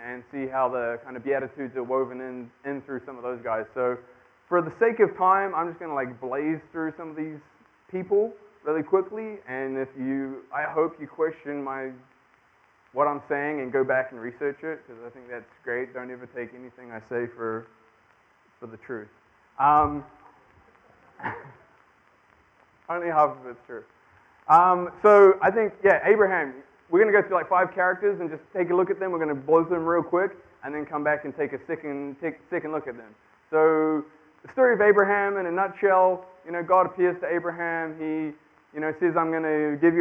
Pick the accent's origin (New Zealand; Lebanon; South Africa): New Zealand; moved away as an adult; I am from New Zealand